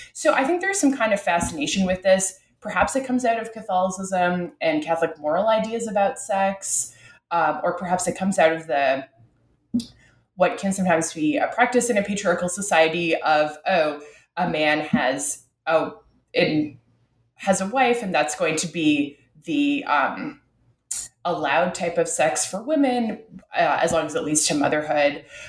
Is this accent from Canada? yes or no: yes; Ottawa, Ontario, Canada; I'm from Ottawa, uh, Canada's capital